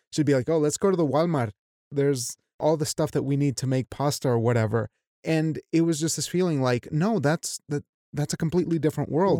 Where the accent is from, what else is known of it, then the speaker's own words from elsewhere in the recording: Mexico; as a Mexican